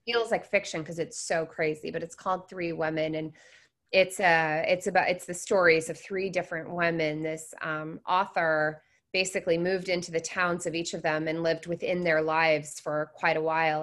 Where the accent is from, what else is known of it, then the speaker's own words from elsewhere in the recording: Seattle, Washington, United States; moved away as an adult; also born or lived in Florida; I grew up in Seattle